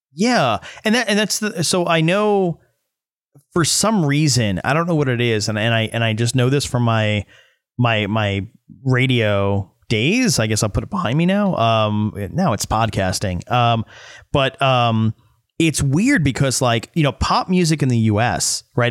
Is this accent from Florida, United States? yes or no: no; New York, United States; I'm from New York my whole life